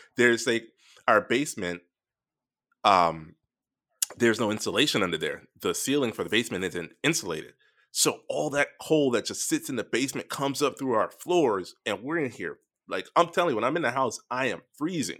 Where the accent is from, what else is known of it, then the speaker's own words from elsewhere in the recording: Florida, United States; moved away; growing up in Florida